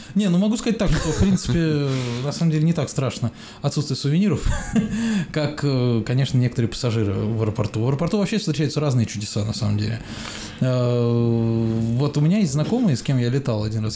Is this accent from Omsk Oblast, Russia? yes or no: no; Moscow, Russia; как москвич говорю